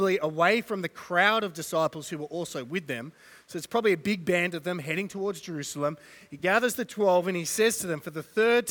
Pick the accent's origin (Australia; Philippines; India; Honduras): Australia